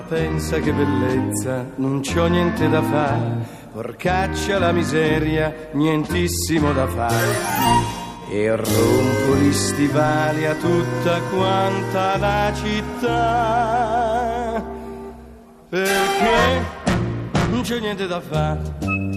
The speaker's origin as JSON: {"language": "Italian", "town": "Milan", "region": "Lombardy", "country": "Italy", "said": "sono di Milano"}